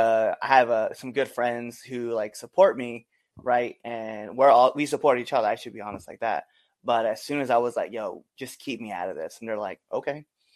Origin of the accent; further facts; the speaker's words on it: Nebraska, United States; just in my area, too, my home state, right? So in Western Nebraska, it's traditionally like a amateur wrestling state, right?